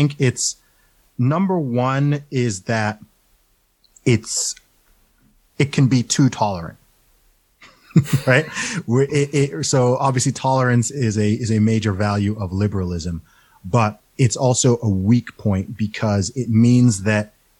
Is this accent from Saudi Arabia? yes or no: yes; Saudi Arabia; now in United Kingdom; I grew up in Saudi Arabia